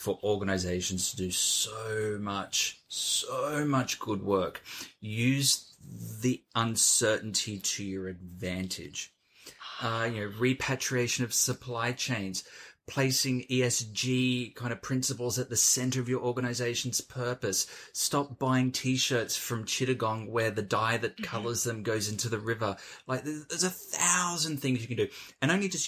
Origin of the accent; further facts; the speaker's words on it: Australia; now in London, United Kingdom; I'm an Australian sitting in Zone 1 London.